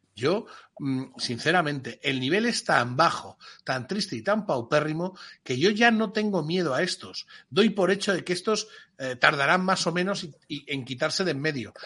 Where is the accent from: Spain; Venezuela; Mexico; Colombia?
Spain; Como español